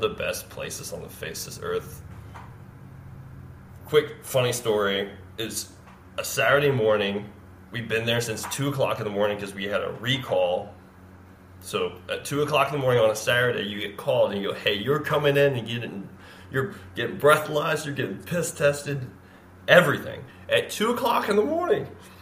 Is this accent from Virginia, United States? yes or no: yes; Richmond, Virginia, United States; moved away as an adult; now in Sneads Ferry, United States; I'm born and raised in Richmond, Virginia.